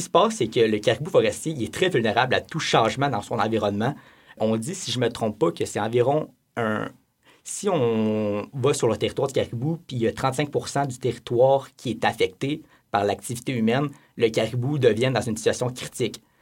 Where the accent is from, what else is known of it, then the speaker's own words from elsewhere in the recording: Abitibi-Témiscamingue, Quebec, Canada; surtout dans mon coin de pays, en Abitibi-Témiscamingue